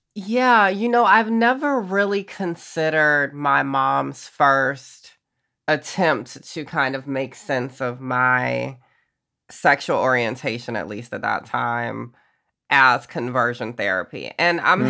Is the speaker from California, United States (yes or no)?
no; Augusta, Georgia, United States; growing up in Georgia